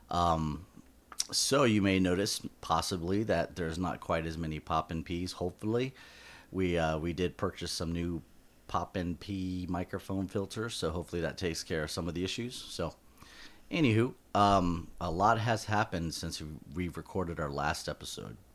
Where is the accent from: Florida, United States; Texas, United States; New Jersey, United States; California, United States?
Florida, United States; accent: southern drawl; I have like a like a southern drawl